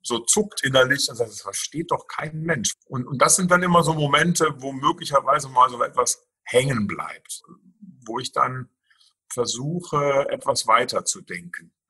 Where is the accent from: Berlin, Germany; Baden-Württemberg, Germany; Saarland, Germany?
Saarland, Germany; Saarwellingen; also born or lived in near Ingolstadt, Bavaria; now in Steinerskirchen, Germany; ich komme gebürtig aus dem Saarland. Ähm, ich bin in dem schönen Ort Saarwellingen zu Hause. Das ist im Kreis Saarlouis. Also so nach Frankreich hin orientiert so ein bisschen. Also da bin ich aufgewachsen